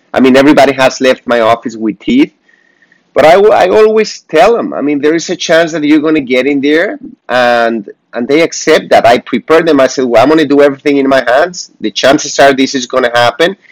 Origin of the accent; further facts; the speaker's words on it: Mexico; moved away; I am from Mexico.